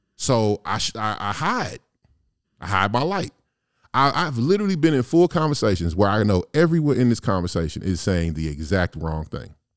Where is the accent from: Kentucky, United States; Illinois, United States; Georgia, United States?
Illinois, United States; East St. Louis; moved away as an adult; also born or lived in the Shire; I have been living in the Shire for damn near fifteen years, I'm from, I'm from East Saint Louis